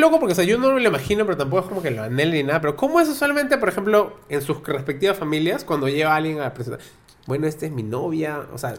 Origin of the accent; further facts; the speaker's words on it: Lima, Peru; somos tres homosexuales de Lima